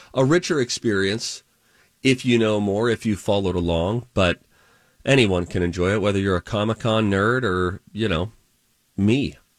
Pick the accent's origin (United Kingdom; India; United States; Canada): United States; We're both American.